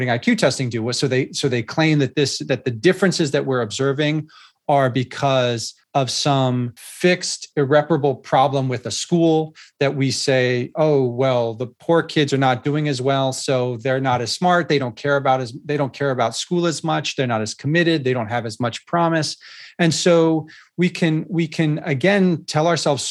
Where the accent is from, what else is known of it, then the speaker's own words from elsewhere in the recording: California, United States; my home state of California